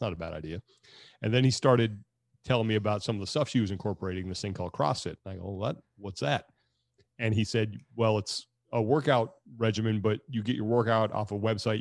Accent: Sacramento, California, United States; my hometown in Sacramento

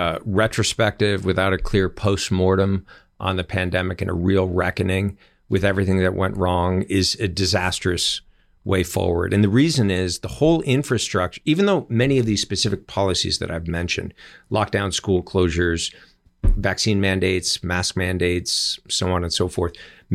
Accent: California, United States; a man named Javier Becerra, former Attorney General of my home state.

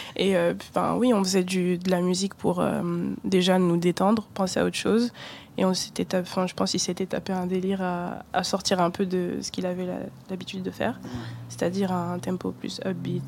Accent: Douala, Littoral, Cameroon; moved away; also born or lived in Brittany; je suis née à Douala, donc près de la côte ouest d'Afrique centrale

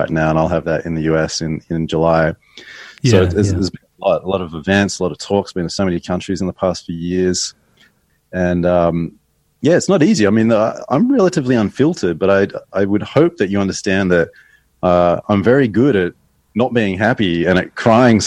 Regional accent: Sydney, New South Wales, Australia; now in New York, United States; I'm from Sydney. I live in New York

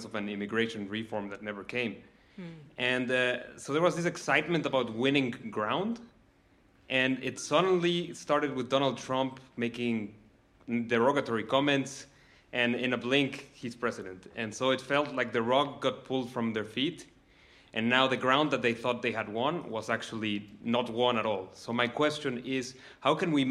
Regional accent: Mexico City, Mexico; I am from Mexico City.

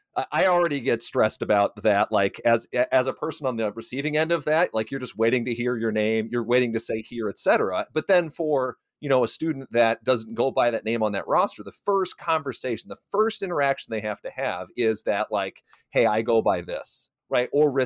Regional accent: Iowa, United States; that was not an experience that I had growing up in Iowa in the 90s, in the early 2000s.

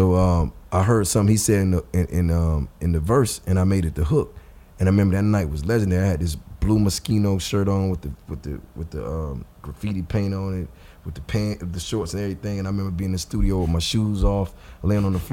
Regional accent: Georgia, United States; I'm from Georgia

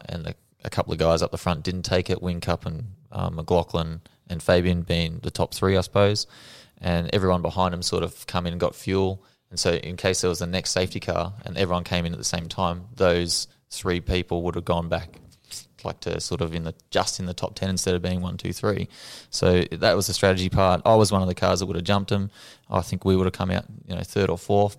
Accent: Albury, New South Wales, Australia; I'm the original kid from Warbury

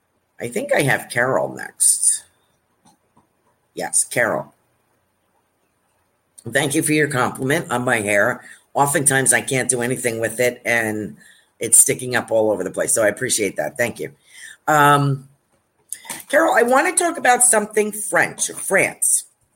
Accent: Australia; I'm Australian. Across the pond is what we call New Zealand.

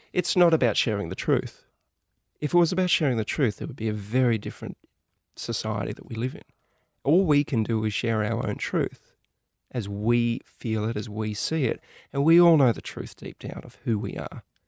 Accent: Australia; us growing up in Australia

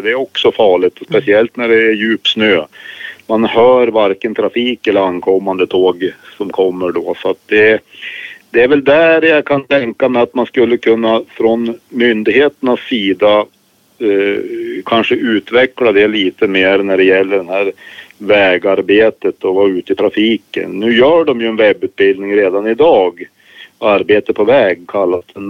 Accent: Östersund, Jämtland, Sweden; accent: northern Swedish; jag hör hemma i Östersund i Jämtlands län

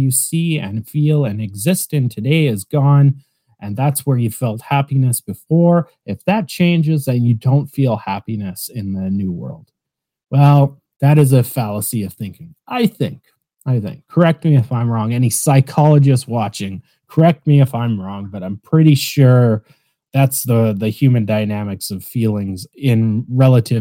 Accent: Canada; I'm Canadian

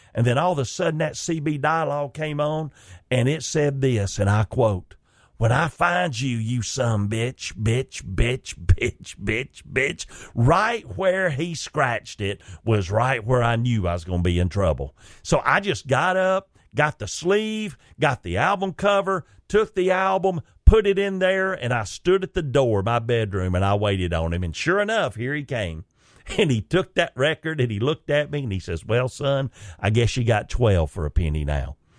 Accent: Chickamauga, Georgia, United States; my hometown where I was born and raised, Chickamauga, Georgia slash Rock Spring

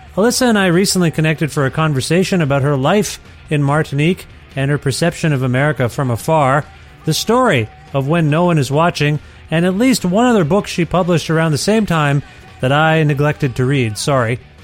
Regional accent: Ontario, Canada; now in Alberta, Canada; I grew up in Ontario and now I live in Alberta

